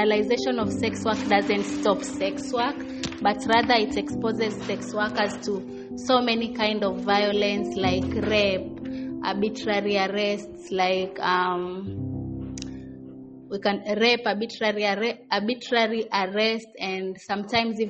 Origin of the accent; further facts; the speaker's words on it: Mombasa, Mombasa County, Kenya; I'm from Mombasa, Kenya